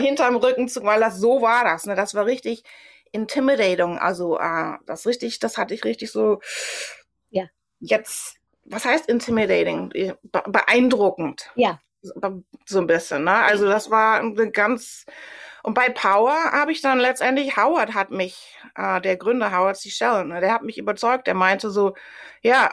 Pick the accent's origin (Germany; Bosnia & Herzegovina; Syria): Germany; moved away as an adult; now in New York, United States; für mich dann als Deutsche